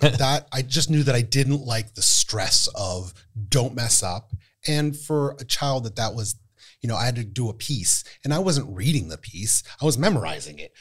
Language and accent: English; State College, Pennsylvania, United States; I'm from Penn State, so what I would do is I would go downtown and on campus